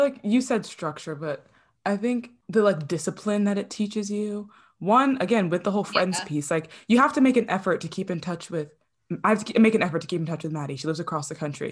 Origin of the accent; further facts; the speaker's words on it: New Jersey, United States; I grew up in New Jersey